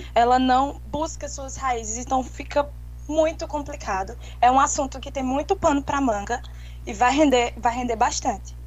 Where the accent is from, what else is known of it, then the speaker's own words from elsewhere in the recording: Caruaru, Pernambuco, Brazil; Eu sou natural de Pernambuco, Caruaru